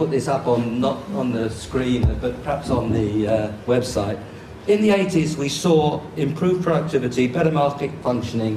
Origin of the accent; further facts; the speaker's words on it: London, United Kingdom; I'm one of the very few LSE professors who born and brought up in London